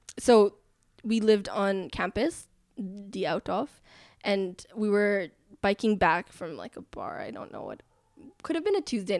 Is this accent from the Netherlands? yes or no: yes; Netherlands; Like growing up in the Netherlands, that's just something you learn.